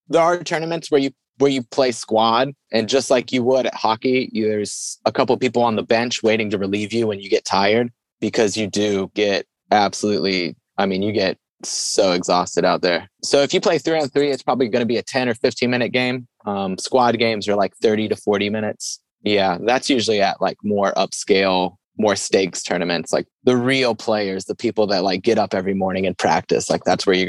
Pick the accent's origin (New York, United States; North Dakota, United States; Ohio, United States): Ohio, United States; Cincinnati; I'm from Cincinnati, but I've got my bike with me.